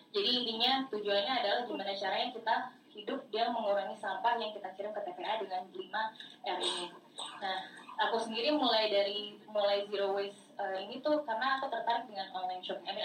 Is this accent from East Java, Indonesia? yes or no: no; Jakarta, Indonesia; accent: Jaksel; karena uh, eh, anak jaksel